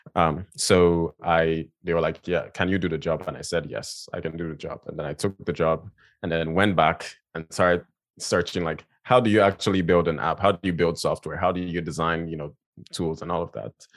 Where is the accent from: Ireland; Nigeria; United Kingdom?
Nigeria; now in United States; I grew up in, in Nigeria, um, I'm from Nigeria. I was born and raised there